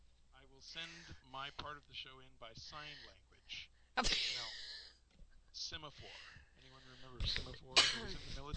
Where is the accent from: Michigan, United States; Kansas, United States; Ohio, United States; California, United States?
California, United States; Los Angeles; also born or lived in Santa Monica, California; I was born in Santa Monica, California. Okay. I grew up in L.A.